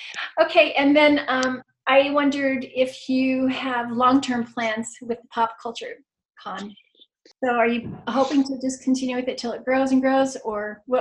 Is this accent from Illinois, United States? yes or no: yes; Chicago, Illinois, United States; now in Utah, United States; I grew up in the Chicago area